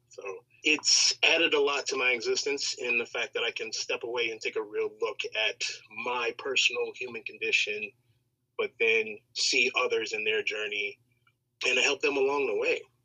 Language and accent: English; Chicago, Illinois, United States; Born and raised on the south side of Chicago